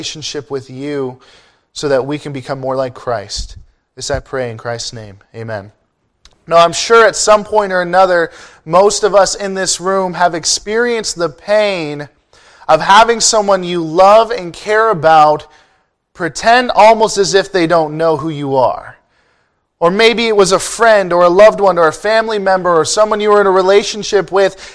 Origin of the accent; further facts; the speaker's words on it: Ontario, Canada; moved away as an adult; now in California, United States; I am from Ontario, Canada, and I do get teased for it quite a bit. I didn't even know it was a big deal until I moved to the States for college